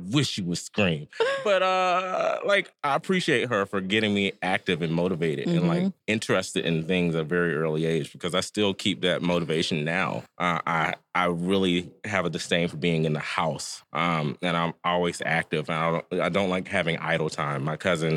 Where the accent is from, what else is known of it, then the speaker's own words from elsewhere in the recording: Piedmont, Alabama, United States; moved away as an adult; now in Washington, D.C., United States; I'm from Piedmont, Alabama